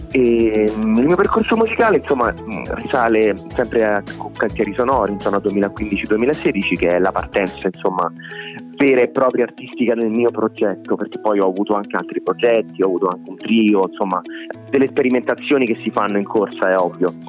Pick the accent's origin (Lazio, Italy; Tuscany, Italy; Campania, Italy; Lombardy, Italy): Lazio, Italy; Rome; ho 30 anni, sono un cantautore romano